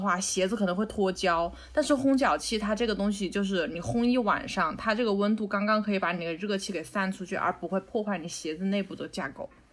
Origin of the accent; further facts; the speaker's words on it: Wuhan, Hubei, China; moved away; 我原来小时候在武汉